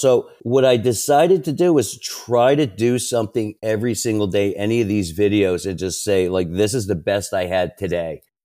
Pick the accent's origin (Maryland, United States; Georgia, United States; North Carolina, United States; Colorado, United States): Maryland, United States; I grew up in Maryland, right outside Washington, D